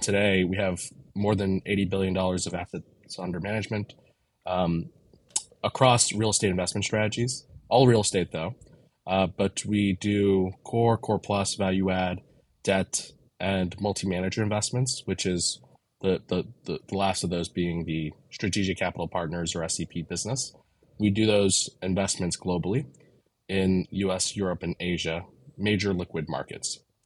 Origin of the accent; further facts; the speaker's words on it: New York City, New York, United States; I grew up in Manhattan and Brooklyn, and most of my family is, is still here in Brooklyn. So I'm a New Yorker.